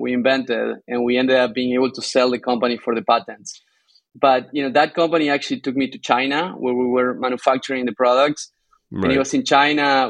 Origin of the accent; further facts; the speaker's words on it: Argentina; moved away as an adult; also born or lived in Tucumán, Argentina / Bay Area, California; now in California, United States; I am originally from Argentina. I grew up surrounded by beautiful South American forest.